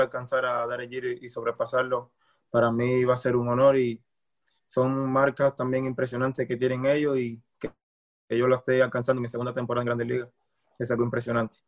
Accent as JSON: {"language": "Spanish", "country": "Cuba", "also_born_or_lived": "Mexico", "moved": "as an adult", "lives_now": "United States", "said": "me escapé de Cuba en, un bote y llegué a México"}